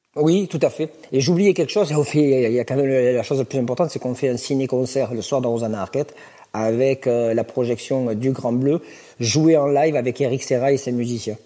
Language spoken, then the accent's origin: French; Thuir, Occitania, France; je suis natif de Tuir